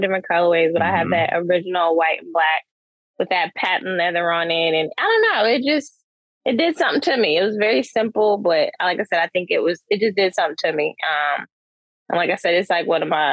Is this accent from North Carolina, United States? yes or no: yes; Charlotte, North Carolina, United States; moved away as an adult; now in Durham, United States; I'm born and raised in Charlotte. I'm currently in Durham, so I'm still in North Carolina.